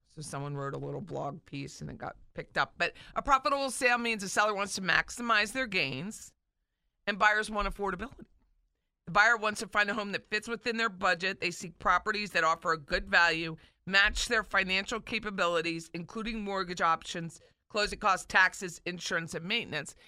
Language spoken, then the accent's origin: English; Philadelphia, Pennsylvania, United States; now in Tallahassee, United States; my home state of Philly.